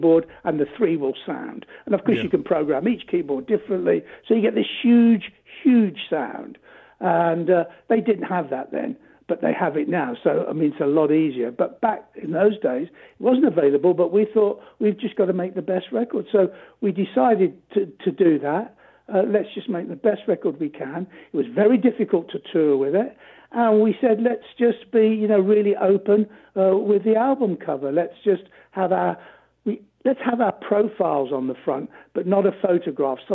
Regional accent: England, United Kingdom; we're European English guys

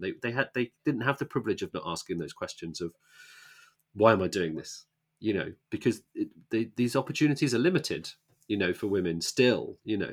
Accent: Luton, East of England, United Kingdom; moved away; I grew up in Luton

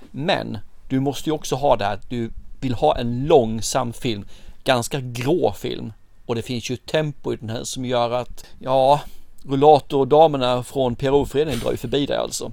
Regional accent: Sweden; vi svenskar

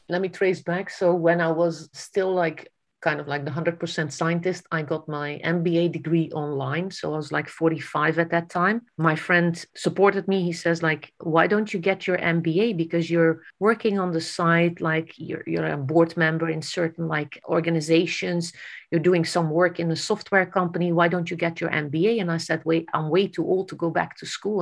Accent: Netherlands; I grew up in the Netherlands

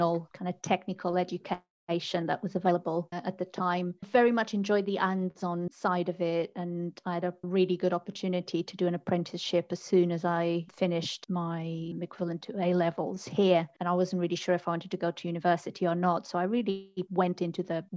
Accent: Portugal; moved away as an adult; now in United Kingdom; I'm originally from Portugal, and that's where I started my journey into technology

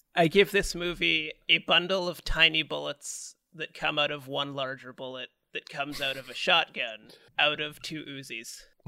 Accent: Canada; we're Canadian

